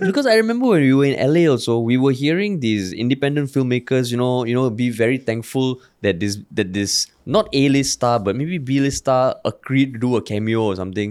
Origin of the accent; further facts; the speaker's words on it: Singapore; growing up in Singapore